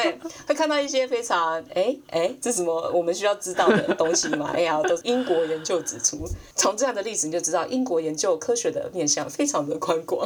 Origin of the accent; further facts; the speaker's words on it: Taiwan; now in United Kingdom; 我真的是很难想象我会回台湾的样子